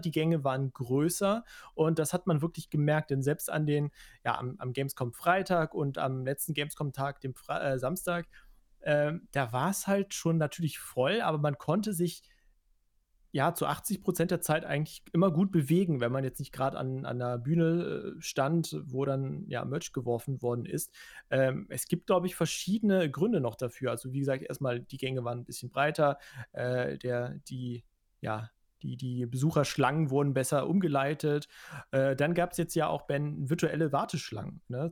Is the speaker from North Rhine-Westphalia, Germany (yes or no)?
yes; Cologne, North Rhine-Westphalia, Germany; als Kölner